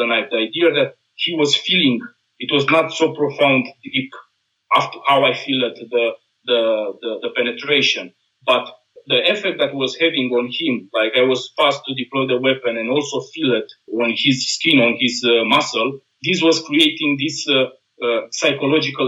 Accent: Romania; now in Austria; I am from Romania

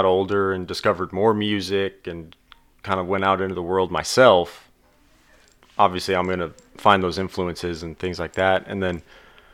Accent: Houston, Texas, United States; also born or lived in Oklahoma; now in Oklahoma City, United States; I was born in Houston

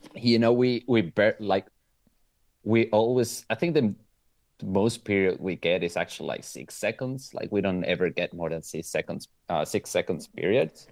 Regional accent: Venezuela; moved away as an adult; now in Italy; I'm actually from Venezuela, but I live in Italy. I've been living in Italy for ten years

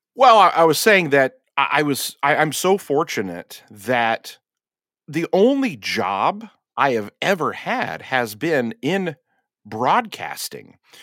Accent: Vetersburg, Indiana, United States; where I grew up in Vetersburg, Indiana

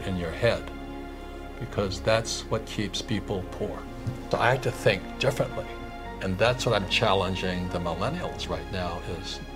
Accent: Hawaii, United States; when I was 9 years old, growing up in Hawaii

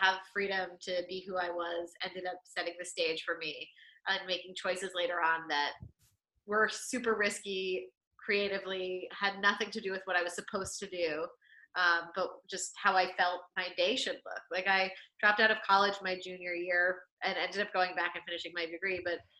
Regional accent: Florida, United States; I'm from Florida. We have gators here.

